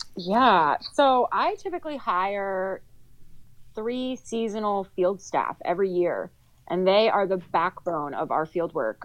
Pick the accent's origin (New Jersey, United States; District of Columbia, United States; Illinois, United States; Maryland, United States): New Jersey, United States; Sussex County; I grew up in Sussex County.